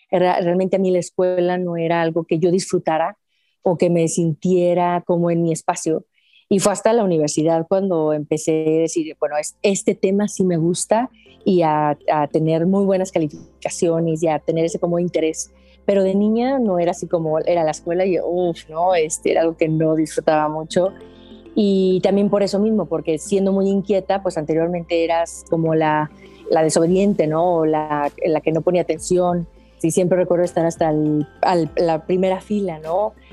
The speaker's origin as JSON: {"language": "Spanish", "region": "Aguascalientes", "country": "Mexico", "tie": "born or raised there", "said": "pues aquí saludándote desde mi ciudad natal hasta Chile"}